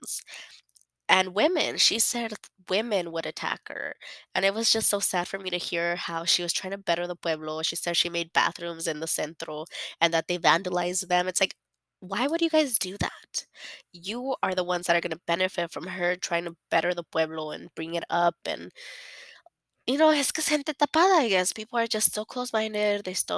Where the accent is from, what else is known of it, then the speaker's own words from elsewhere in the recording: United States; I'm a born and raised in America